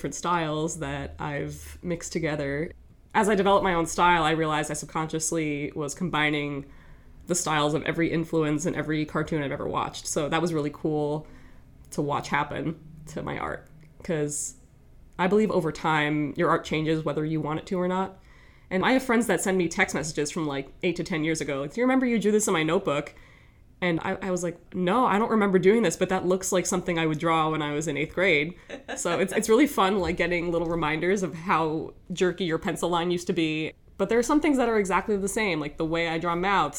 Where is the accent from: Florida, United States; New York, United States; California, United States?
New York, United States; Woodbury; moved away as an adult; also born or lived in Rochester, New York; I'm from a town called Woodbury, New York, and that's in the Long Island area. So I grew up around there